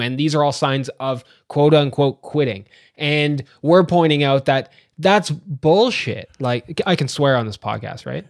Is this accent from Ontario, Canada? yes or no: yes; Ajax, Ontario, Canada; now in London, Ontario, Canada; I was born in Ajax, Ontario, which is the other side of Toronto